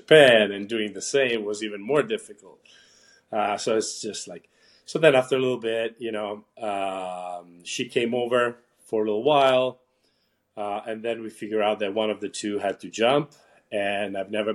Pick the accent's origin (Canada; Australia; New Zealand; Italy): Italy; moved away as an adult; now in United States; I was born and raised in Italy.